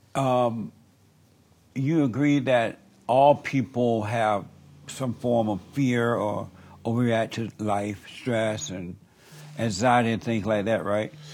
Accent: Alabama, United States; I grew up in Alabama

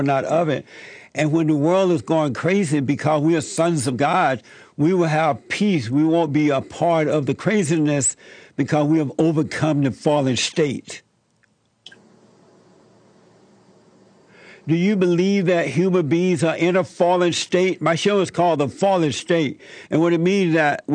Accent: Alabama, United States; moved away; also born or lived in Gary, Indiana; I grew up in Alabama, even though I lived in Gary for a minute, but I grew up down in Alabama

